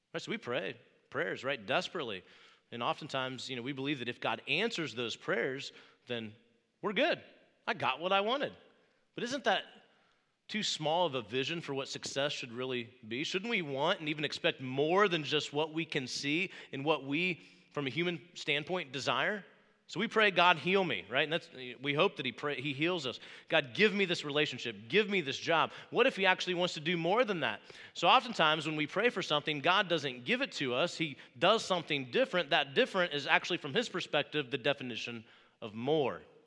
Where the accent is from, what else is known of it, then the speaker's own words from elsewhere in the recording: Wabash, Indiana, United States; moved away; I grew up in Wabash, Indiana, about three and a half hours from here, middle of a cornfield